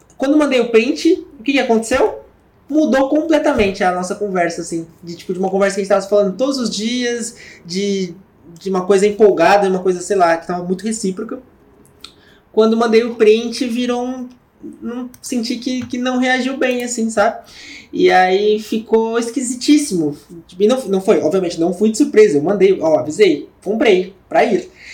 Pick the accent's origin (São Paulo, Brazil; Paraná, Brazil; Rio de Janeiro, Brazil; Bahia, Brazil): São Paulo, Brazil; sou de São Paulo